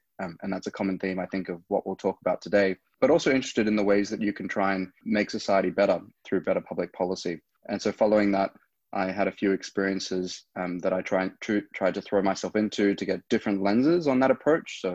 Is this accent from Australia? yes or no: yes; Cairns, Queensland, Australia; moved away as an adult; also born or lived in South Africa / Melbourne, Australia / Oxford, United Kingdom; I was born originally in South Africa. But came over to Australia when I was 8 years old and grew up in far north Queensland in Cairns